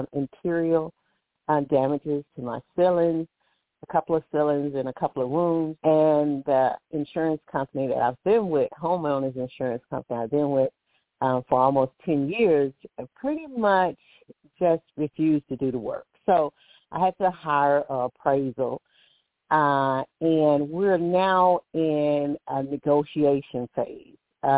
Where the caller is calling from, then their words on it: Alabama, United States; I'm calling from Alabama.